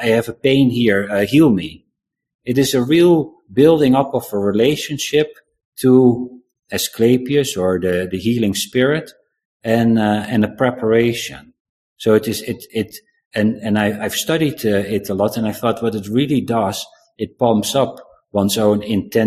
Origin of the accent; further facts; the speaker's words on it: South Africa; moved away; I was born in South Africa